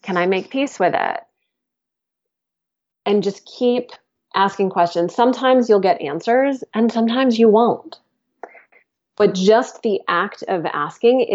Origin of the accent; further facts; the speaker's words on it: United States; moved away; also born or lived in England; I'm like an American, and I had such a thing around being an American in England